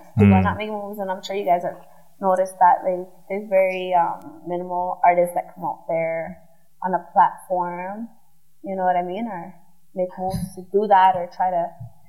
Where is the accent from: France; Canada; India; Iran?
Canada; Vancouver, British Columbia; I'm from Vancouver.